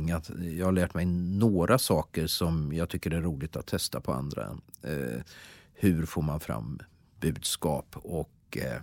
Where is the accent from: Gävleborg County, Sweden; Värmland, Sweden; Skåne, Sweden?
Värmland, Sweden; moved away as an adult; also born or lived in Jönköping; Jag ska säga då att jag flyttade då från Värmland, då var jag 19 år.